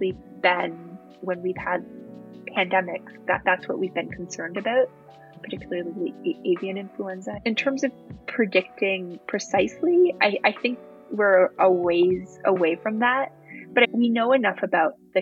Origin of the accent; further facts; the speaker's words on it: Toronto, Ontario, Canada; I'm from Toronto